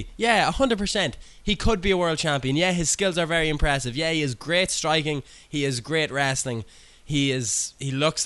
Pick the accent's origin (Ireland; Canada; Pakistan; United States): Ireland; I'm Irish